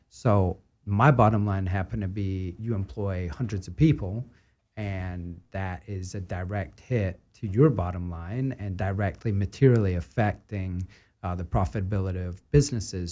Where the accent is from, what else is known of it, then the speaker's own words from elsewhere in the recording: Scotland, United Kingdom; moved away; growing up in Scotland